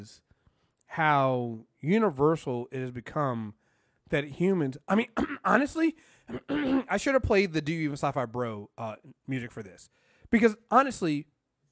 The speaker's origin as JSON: {"language": "English", "country": "United States", "said": "I'm American"}